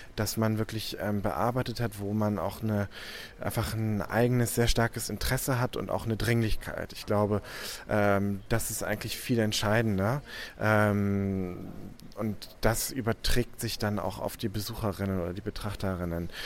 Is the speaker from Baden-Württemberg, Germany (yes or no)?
no; Hamburg, Germany; also born or lived in Paris, France; now in Düsseldorf, Germany; Ich komme ursprünglich aus Hamburg